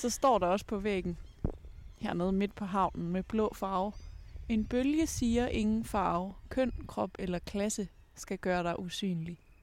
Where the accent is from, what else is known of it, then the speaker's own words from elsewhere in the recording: Ebeltoft, Central Denmark Region, Denmark; Nu er jeg jo fra Æbeltoft